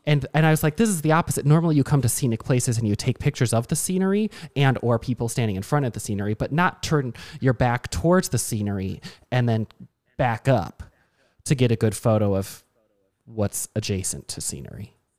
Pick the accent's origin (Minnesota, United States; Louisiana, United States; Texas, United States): Minnesota, United States; Burnsville; I'm from Burnsville